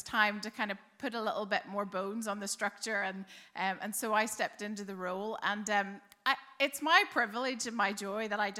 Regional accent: Belfast, Northern Ireland, United Kingdom; now in Dublin, Ireland; Well, you might not be able to tell from my accent, but I grew up in Belfast. I say that because I've actually now lived longer in Dublin

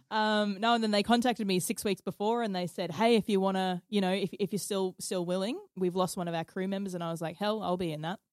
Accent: Stanthorpe, Queensland, Australia; also born or lived in Toowoomba; I was born in Toowoomba, but lived in like lived and grew up in Stanthorpe my whole life. So a little country town, a bit southwest of Brisbane.

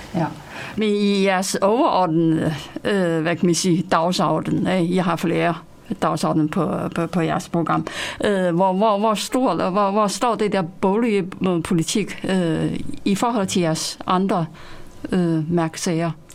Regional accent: China; now in Denmark; jeg kommer selv fra Kina

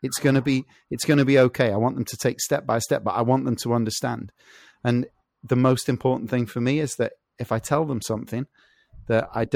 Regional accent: England, United Kingdom; I'm English.

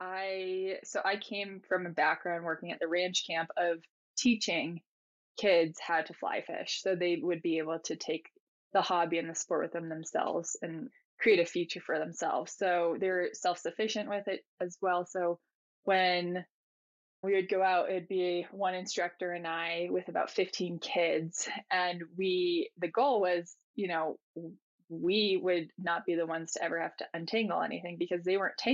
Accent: Massachusetts, United States; also born or lived in Telluride, Colorado; now in Driggs, United States; growing up in Massachusetts, I would frequent the ocean and sailing and all those activities

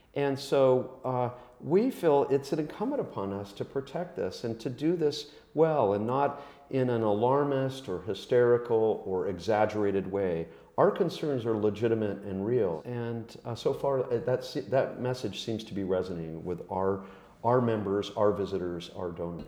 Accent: Hawaii, United States; now in New York City, United States; I grew up in Hawaii, sort of the endangered species capital of the world

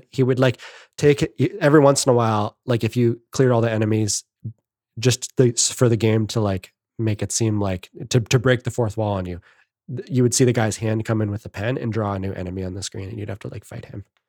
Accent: Canada; I'm the Canadian

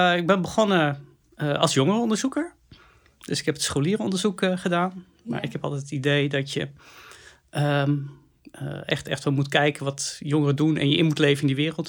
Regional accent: Netherlands; we als Nederlanders

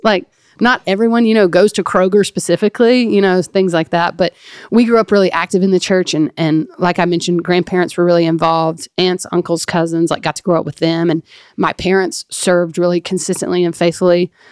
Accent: Flora, Mississippi, United States; that's where I really call my hometown. I think we've talked about it on here before, but um, the town of Flora, Mississippi

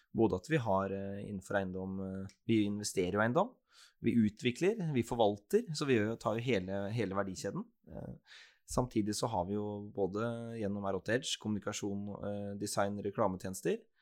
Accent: Skien, Telemark, Norway; also born or lived in Bergen; Jeg er jo en ordentlig Gjerpen-gutt, jeg. Så jeg er født og oppvokst på, på Gjerpen

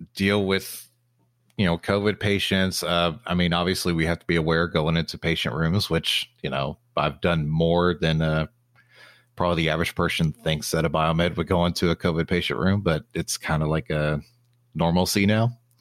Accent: Texas, United States; also born or lived in Oklahoma City; now in Dallas-Fort Worth, United States; I'm from Texas

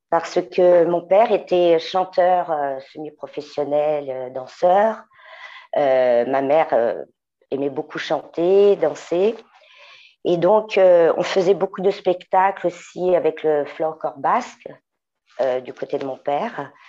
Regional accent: Paris, Île-de-France, France; Bon, ben, je suis parisienne, née à Montmartre, chanteuse, auteure, compositrice

